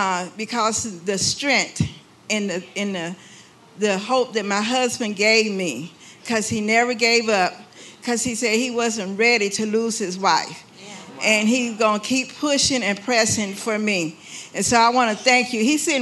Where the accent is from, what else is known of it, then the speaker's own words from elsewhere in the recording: Sacramento, California, United States; I'm from Sacramento, California.